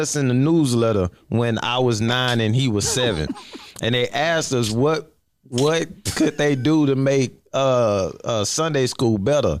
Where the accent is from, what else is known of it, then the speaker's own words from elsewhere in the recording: Houston, Texas, United States; also born or lived in Oklahoma City; I'm from Houston. I'm in Oklahoma